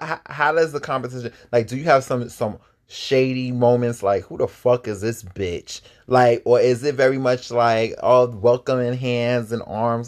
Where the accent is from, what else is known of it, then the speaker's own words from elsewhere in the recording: East Coast, United States; I'm from the East Coast.